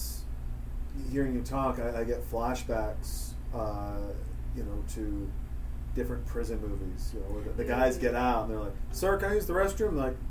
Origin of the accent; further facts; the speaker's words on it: Montana, United States; I'm from Montana.